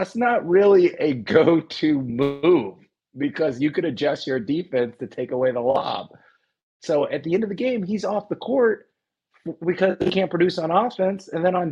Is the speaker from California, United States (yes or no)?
yes; Bay Area, California, United States; I'm from the Bay Area